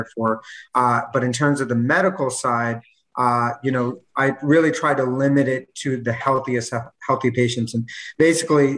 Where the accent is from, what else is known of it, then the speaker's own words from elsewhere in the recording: New York, United States; moved away as an adult; now in Miami, United States; I'm actually from New York. Moved down here about 2 years ago